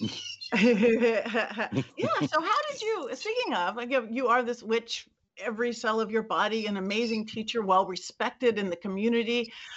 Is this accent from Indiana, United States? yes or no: no; Lakewood, California, United States; I grew up in Lakewood, which is right by Long Beach